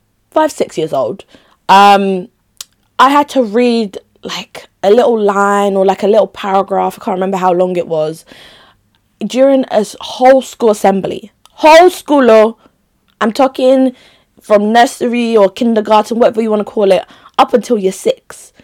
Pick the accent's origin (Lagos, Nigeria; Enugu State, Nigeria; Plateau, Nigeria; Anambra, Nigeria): Enugu State, Nigeria; Enugu; also born or lived in Makurdi / Onitsha; I was in, of course, Onitsha, which is my rep place. Enugu. I was born in Enugu. Like, I've lived in different places, basically. within Nigeria.